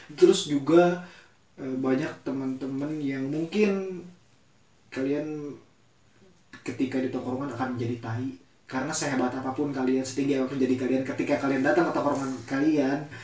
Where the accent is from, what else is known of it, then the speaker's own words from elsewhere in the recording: Bogor, West Java, Indonesia; kita besar di Bogor kami besar di Bogor